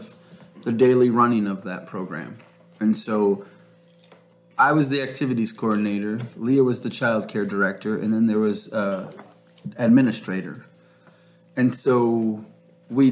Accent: Kenosha, Wisconsin, United States; moved away as an adult; now in Bahamas; originally we come from Wisconsin. We grew up in Kenosha in the assembly there

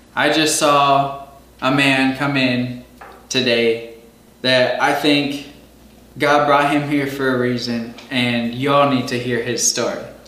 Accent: Green Bay, Wisconsin, United States; my hometown in Green Bay, Wisconsin

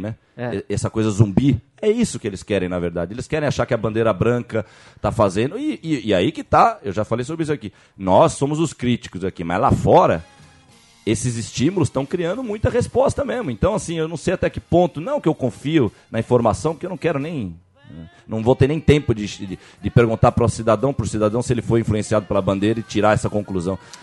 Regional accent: Jordanópolis, São Paulo, Brazil; Eu sou lá de Jordanópolis, da favela naval

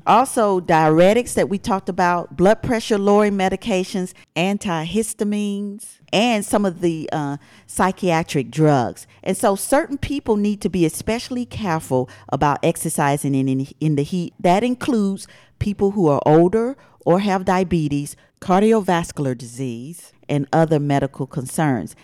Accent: Atlanta, Georgia, United States; ATL, which I was born and raised

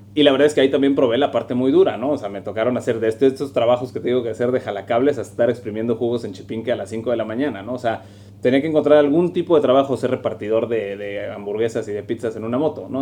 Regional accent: Monterrey, Nuevo León, Mexico; moved away as an adult; also born or lived in Toluca; now in Mexico City, Mexico; Yo soy de aquí de Monterrey, aunque ahora ya vivo en la, en la Ciudad de México.

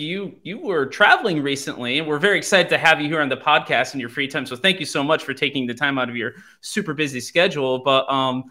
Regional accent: Waterbury, Connecticut, United States; I'm born and raised in Waterbury

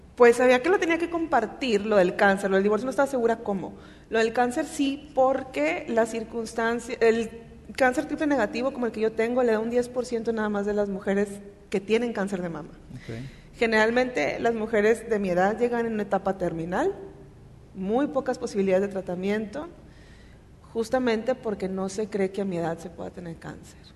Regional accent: Monterrey, Nuevo León, Mexico; Soy de Monterrey, aquí nací, aquí he vivido la mayor parte de mi vida.

